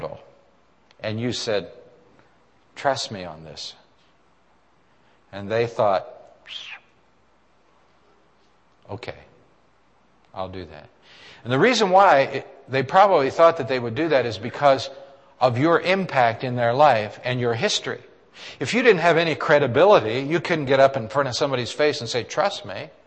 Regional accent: Western Pennsylvania, United States; I've been from here

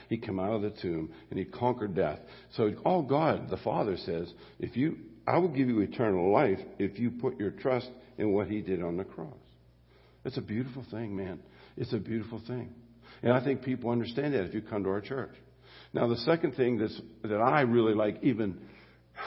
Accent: Mon Valley, Pennsylvania, United States; I grew up in the Mon Valley

